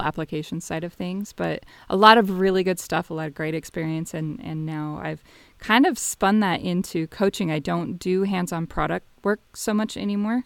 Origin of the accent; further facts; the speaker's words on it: Las Vegas, Nevada, United States; moved away as an adult; also born or lived in Northern California / Bay Area; Born and raised in Vegas until about fifth grade, then moved to rural Nevada